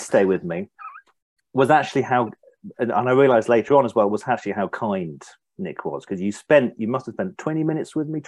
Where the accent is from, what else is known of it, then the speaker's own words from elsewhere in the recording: Norfolk, East of England, United Kingdom; I'm from Norfolk, which is fairly sort of a little bit isolated and windswept